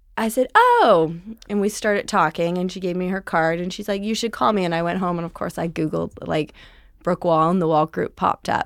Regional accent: Powell River, British Columbia, Canada; moved away as an adult; also born or lived in Vancouver; now in Los Angeles, United States; I am from a very small town in British Columbia called Powell River.

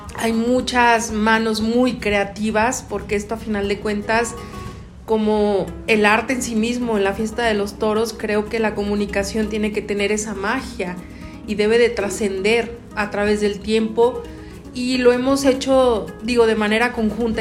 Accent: Mexico; a ti como mexicano

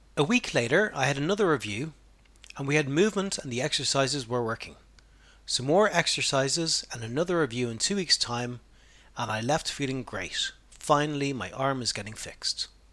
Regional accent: Ireland; being a man and being Irish

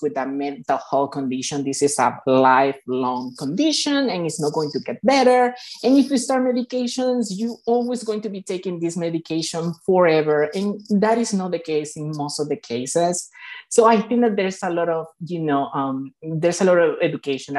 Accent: Venezuela; moved away as an adult; now in Chicago, United States; I'm actually from Venezuela. I moved to United States about 10 years ago.

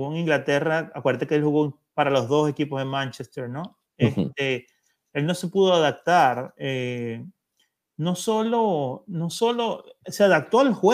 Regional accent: Venezuela; Y yo como venezolano

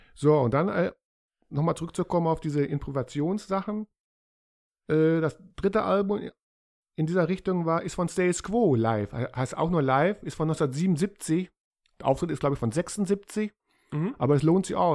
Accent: Germany; als Deutsche

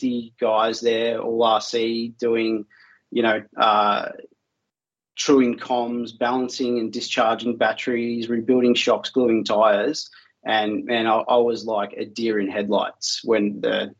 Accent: Melbourne, Victoria, Australia; I'm from Australia in a city called Melbourne

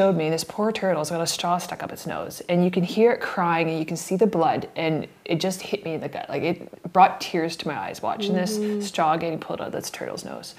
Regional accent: Victoria, British Columbia, Canada; I'm from Victoria, British Columbia. I'm a mom.

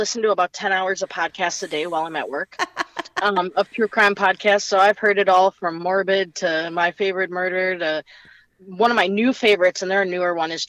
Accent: Minnesota, United States; now in Maryland, United States; I'm from Minnesota

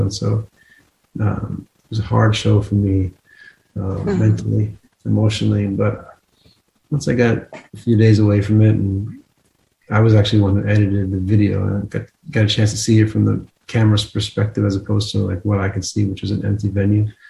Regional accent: New Jersey, United States; moved away; also born or lived in Texas; I grew up in New Jersey and then I moved to Texas

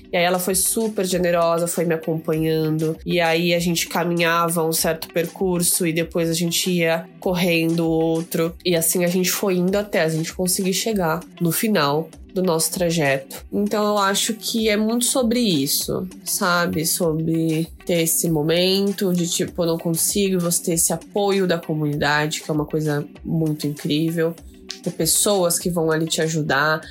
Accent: Osasco, São Paulo, Brazil; Eu mesma sou de Osasco

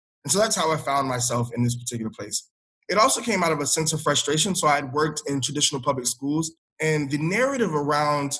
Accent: Hartsville, South Carolina, United States; moved away as an adult; also born or lived in Atlanta, Georgia / Camden, New Jersey; I grew up in a small town, Hartsville, South Carolina

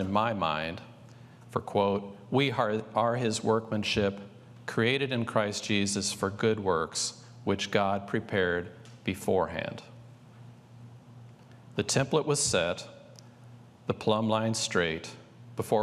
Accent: St. Louis, Missouri, United States; the beautiful Gateway Arch in my hometown of St. Louis

